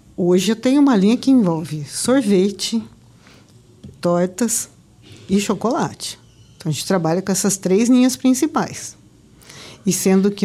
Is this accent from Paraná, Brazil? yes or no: no; Campinas, São Paulo, Brazil; moved away as an adult; now in Campo Grande, Brazil; não sou daqui, eu sou de Campinas. A minha família é de Campinas.